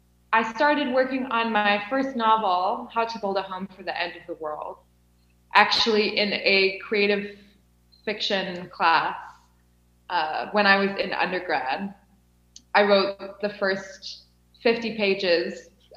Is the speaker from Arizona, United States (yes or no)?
no; Illinois, United States; moved away as an adult; now in Cape Town, South Africa; Yes, I'm from Illinois.